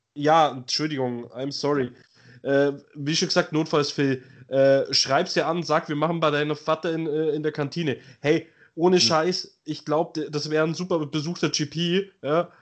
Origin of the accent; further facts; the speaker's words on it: Germany; bei uns in Deutschland